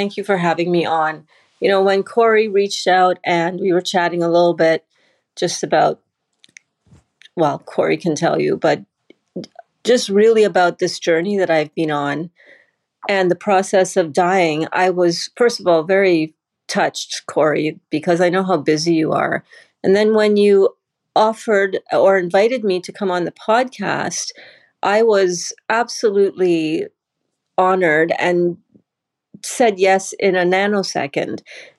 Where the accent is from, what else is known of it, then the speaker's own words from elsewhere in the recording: Canada; also born or lived in Trinidad; I'm originally from Canada by way of Trinidad first, and then Canada.